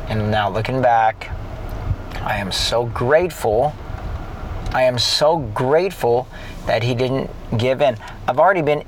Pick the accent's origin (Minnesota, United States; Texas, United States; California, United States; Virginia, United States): California, United States; San Clemente; we grew up in San Clemente, California.